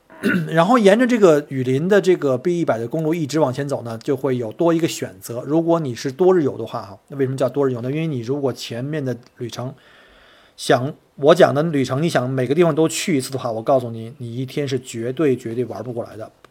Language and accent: Chinese; Beijing, China; 当然不能跟这个国内呀，像我从北京来，像北京什么簋街那种各种口味啊、风格呀。